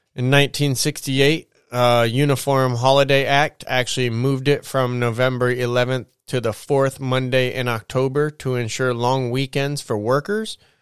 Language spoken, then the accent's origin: English; United States; as an American.